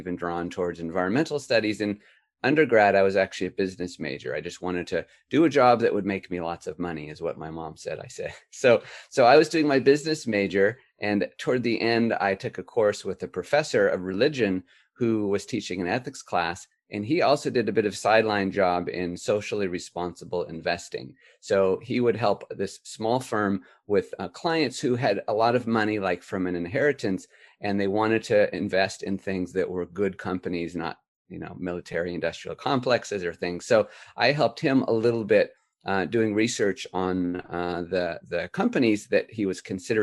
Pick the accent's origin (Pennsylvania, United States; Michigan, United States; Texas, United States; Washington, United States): Washington, United States; Puget Sound region; moved away; I grew up in a fairly rural county in the Puget Sound region of my home state of Washington